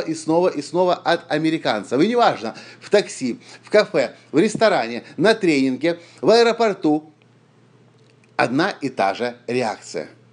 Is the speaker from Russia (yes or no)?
no; Ukraine; я из Украины